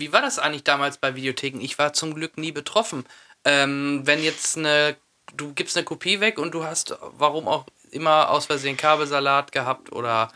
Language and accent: German; Soest, North Rhine-Westphalia, Germany; bei uns da in Soest